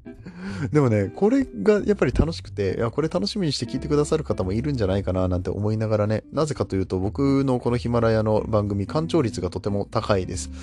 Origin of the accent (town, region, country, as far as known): Japan